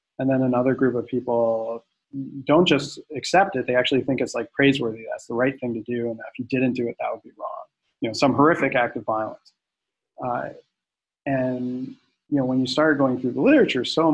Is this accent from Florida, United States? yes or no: yes; Central Florida, United States; I grew up in Central Florida